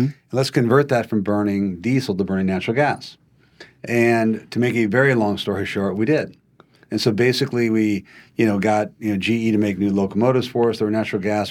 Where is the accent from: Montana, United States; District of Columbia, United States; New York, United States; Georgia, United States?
Montana, United States; moved away as an adult; also born or lived in Oregon / California; I, I grew up in Montana and, uh, Uh, a conventional way to grow up, if you're in Montana, you know, grew up on, on a, on a ranch.